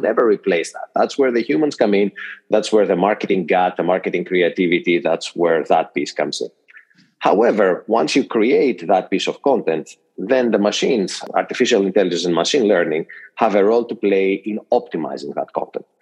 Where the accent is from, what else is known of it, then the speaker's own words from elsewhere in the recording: Greece; moved away as an adult; now in United States; born and raised in Greece, and have spent most of my career in the US